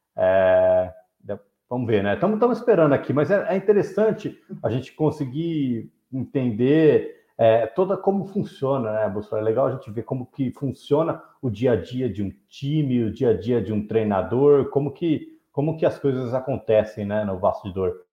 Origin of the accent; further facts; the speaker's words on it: Ribeirão Preto, São Paulo, Brazil; eu cresci em Ribeirão